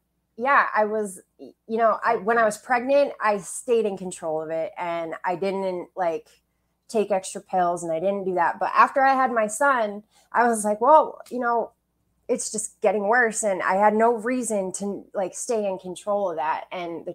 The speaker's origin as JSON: {"language": "English", "town": "Bangor", "region": "Maine", "country": "United States", "tie": "born or raised there", "also_born_or_lived": "Quincy, Illinois / Brooklyn, New York", "said": "we moved up to the Bangor area, and I lived most of my life there. And I had a really great childhood"}